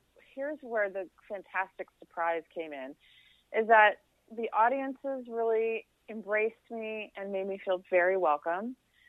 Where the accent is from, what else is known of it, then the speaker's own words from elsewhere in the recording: Toronto, Ontario, Canada; there was some like pushback when I got there and I was from Toronto and, I felt very vulnerable